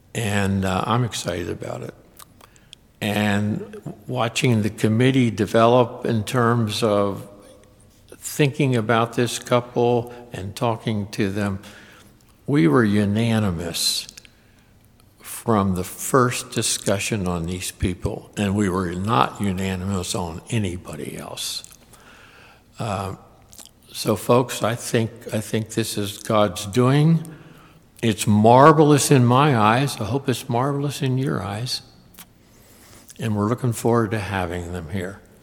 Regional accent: Harrisburg, Pennsylvania, United States; now in Richmond, United States; I grew up in Harrisburg, which is not that far away

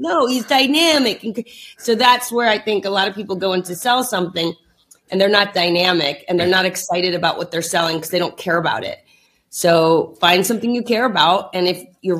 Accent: New Jersey, United States; We're also from Jersey

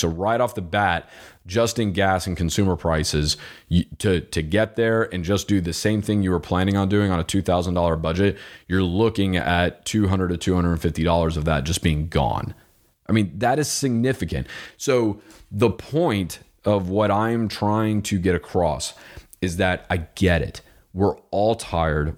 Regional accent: Florida, United States; I'm from Florida

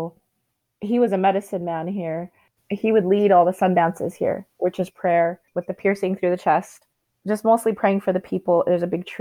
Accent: United States; we didn't really interact with the white people that lived on the reservation

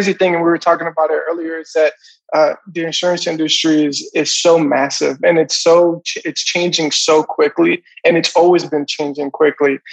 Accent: Florida, United States; I'm originally from Florida

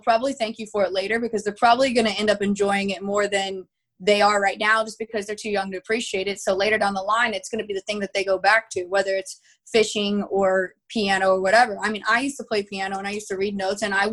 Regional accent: Texas, United States; I'm from Texas

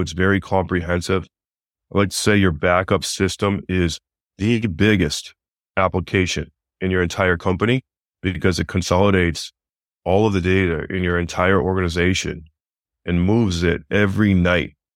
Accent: Northern Vermont, United States; moved away as an adult; also born or lived in Massachusetts; I'm from Northern Vermont. I used to work for my father, who was a builder

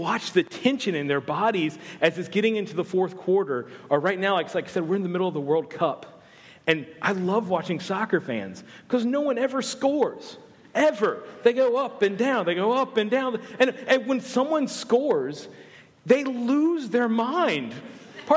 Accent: the South, United States; I'm not from Australia, despite my thick Australian accent. I'm actually from the South

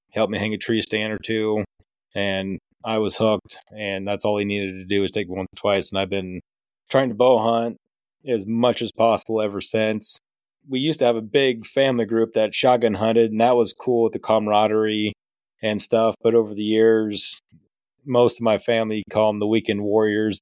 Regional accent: Decatur County, South Central Iowa, United States; Born and raised in Decatur County, South Central Iowa, Big Buck Central

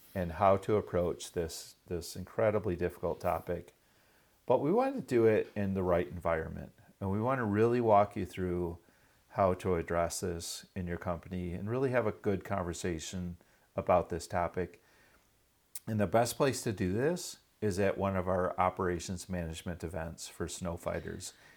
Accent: Michigan, United States; right here in Michigan, my home state

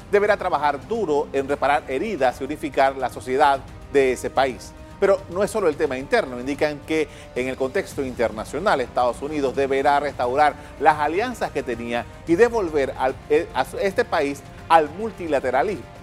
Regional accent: Panama; de lo que nosotros deberíamos en Panamá, nosotros como panameños, tomar en consideración de ahora en adelante con esta toma de posesión.

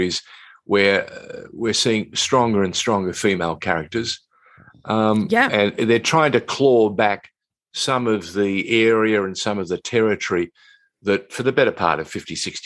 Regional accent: Sydney, New South Wales, Australia; when I was a young boy, growing up in Sydney

